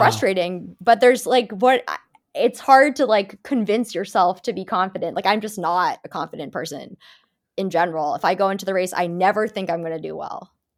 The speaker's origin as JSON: {"language": "English", "region": "New England", "country": "United States", "said": "I'm from New England, puritanical, you know, New England family"}